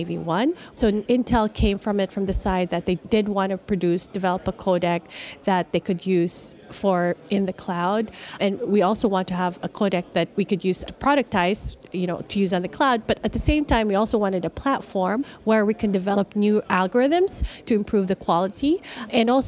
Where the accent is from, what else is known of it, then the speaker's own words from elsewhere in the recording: Philippines; moved away; I'm originally from the Philippines